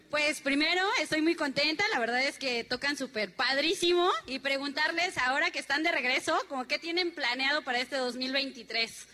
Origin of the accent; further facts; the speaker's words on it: Nezahualcóyotl, State of Mexico, Mexico; Súper contenta del Estado de México, igual de Nesa